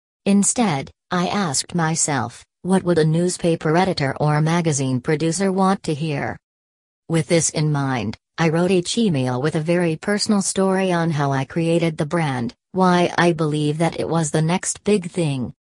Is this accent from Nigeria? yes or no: no; Malaysia; moved away as an adult; now in Melbourne, Australia; I am originally from Malaysia but have been living in Australia for 11 years.